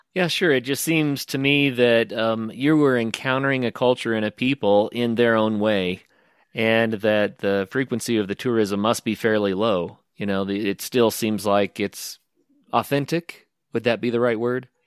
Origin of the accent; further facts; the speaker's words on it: the American West, United States; I'm from the American West, where we have, you know, national forest land